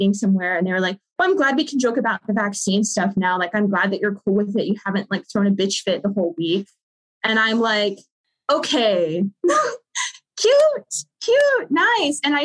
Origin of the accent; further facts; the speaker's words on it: Southern US, United States; moved away; my hometown, which is Southern US, small town